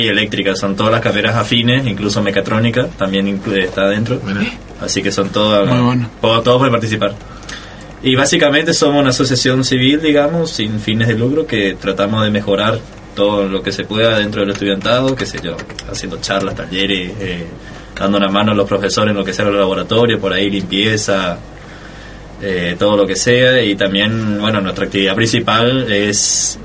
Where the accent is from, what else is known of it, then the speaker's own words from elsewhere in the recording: Corrientes, Argentina; moved away as an adult; now in Resistencia, Argentina; yo soy nacido en Corrientes, pero estoy estudiando acá